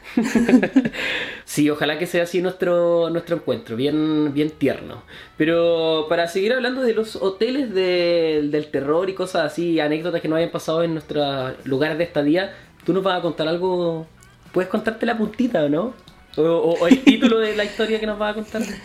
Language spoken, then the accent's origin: Spanish; Chile; soy chileno